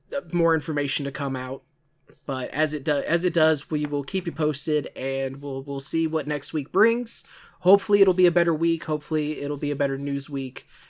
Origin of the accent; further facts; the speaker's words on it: St. Louis, Missouri, United States; Can you tell I'm from the St. Louis area?